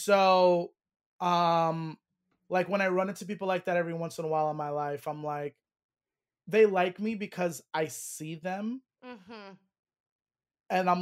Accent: New York, United States; I grew up in New York.

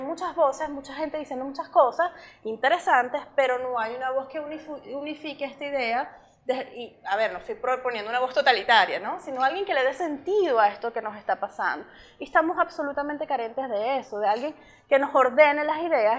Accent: Venezuela; moved away as an adult; now in Ireland; como diáspora venezolana

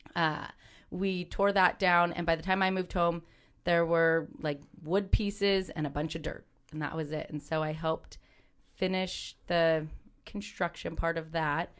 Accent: Livermore, California, United States; moved away as an adult; also born or lived in Arizona; coming back to my hometown

